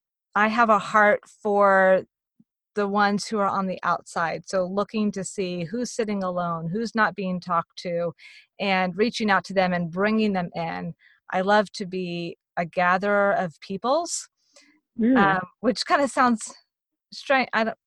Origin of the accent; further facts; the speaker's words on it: Virginia, United States; also born or lived in Texas; I was born in Virginia. We moved to Texas. We moved around in Texas. We moved back to Virginia. We moved around to Virginia.